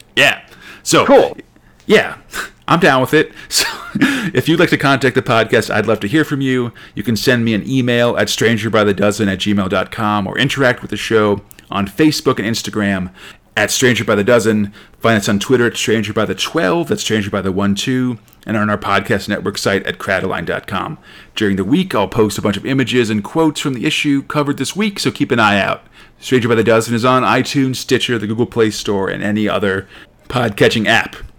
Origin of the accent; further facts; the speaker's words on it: United States; I'm an American